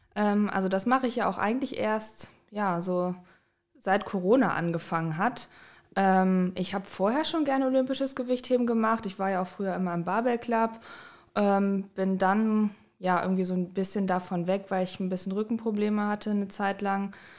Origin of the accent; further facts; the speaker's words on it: Düsseldorf, North Rhine-Westphalia, Germany; moved away as an adult; ich komme ursprünglich aus Düsseldorf, bin fürs Studium hier hingezogen